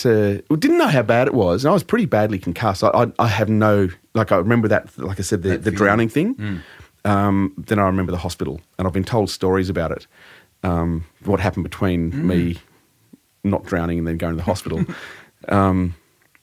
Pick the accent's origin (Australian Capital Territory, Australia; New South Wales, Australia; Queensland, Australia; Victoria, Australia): Australian Capital Territory, Australia; Canberra; My parents are Kiwis. They came over here in 1958 and we grew up in Canberra.